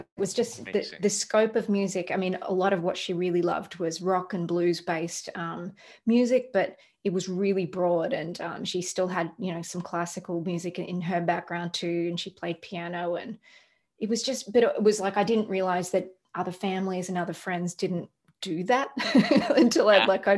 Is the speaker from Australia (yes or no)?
yes; Melbourne, Victoria, Australia; moved away as an adult; also born or lived in Los Angeles, United States; now in Nashville, United States; I'm from Australia